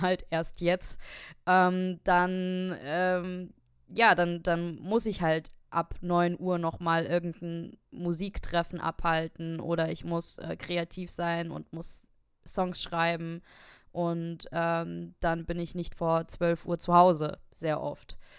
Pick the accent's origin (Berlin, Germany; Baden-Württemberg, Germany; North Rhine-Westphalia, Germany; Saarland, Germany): Saarland, Germany; Saarbrücken; moved away as an adult; now in Darmstadt, Germany; ich bin auch aus Darmstadt, aber ich bin ursprünglich aus Saarbrücken bin dann wegen äh, des Studiums nach Darmstadt gezogen